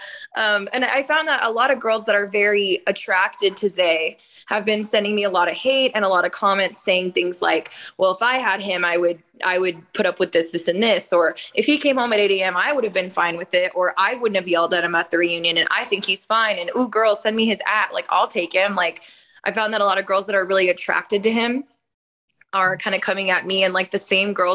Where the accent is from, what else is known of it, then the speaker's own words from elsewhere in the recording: Oakland, California, United States; moved away as an adult; also born or lived in Austin, Texas; I am from Oakland, California